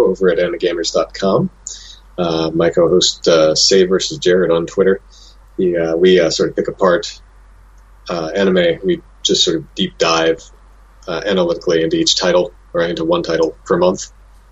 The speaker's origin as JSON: {"language": "English", "region": "New Jersey", "country": "United States", "tie": "born or raised there", "also_born_or_lived": "Delaware", "said": "I moved up here when I was 10 years old. So I considered myself more Jersey than where I came from."}